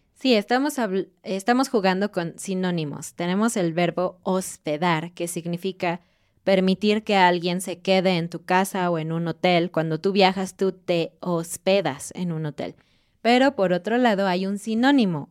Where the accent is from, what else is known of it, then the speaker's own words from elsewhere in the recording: Mexico; como mexicanos en particular